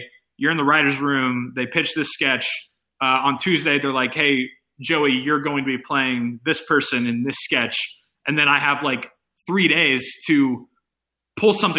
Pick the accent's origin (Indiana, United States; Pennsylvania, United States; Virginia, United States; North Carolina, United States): Indiana, United States; Indianapolis; I currently live – I'm from Indianapolis, Indiana, and that's where I am currently